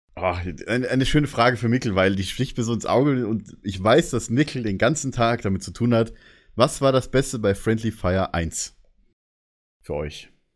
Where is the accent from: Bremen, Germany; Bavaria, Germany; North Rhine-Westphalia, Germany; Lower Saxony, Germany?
Bavaria, Germany; Ich bin ja selber Bayer